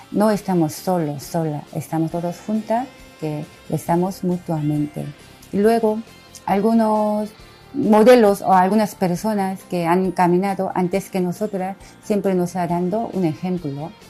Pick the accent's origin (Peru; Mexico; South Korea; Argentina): South Korea; soy coreana, soy franciscana misionera de María.